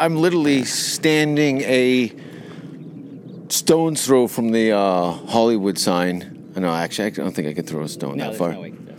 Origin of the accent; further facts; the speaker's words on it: Hamilton, Ontario, Canada; moved away as an adult; now in Los Angeles, United States; growing up in Canada, in Hamilton.